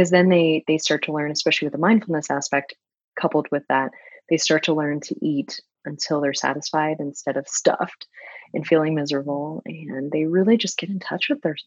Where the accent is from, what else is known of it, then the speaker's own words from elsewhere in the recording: Florida, United States; moved away; I'm from Florida originally